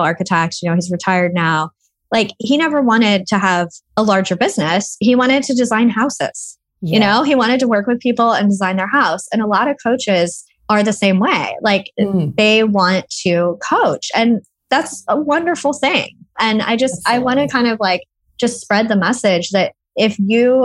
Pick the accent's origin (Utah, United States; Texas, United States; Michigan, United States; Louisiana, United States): Texas, United States; Austin; moved away as an adult; now in United Kingdom; I'm originally from Austin. That's right. Austin, Texas.